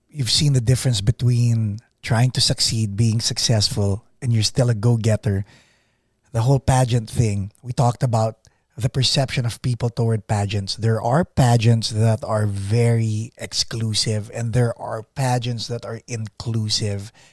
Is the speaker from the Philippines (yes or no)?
yes; Philippines; Okay, I'm Filipino.